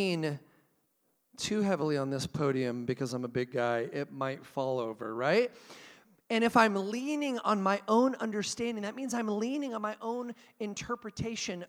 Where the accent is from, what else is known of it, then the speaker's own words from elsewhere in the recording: Portland, Oregon, United States; moved away; my town where I grew up in Portland, Oregon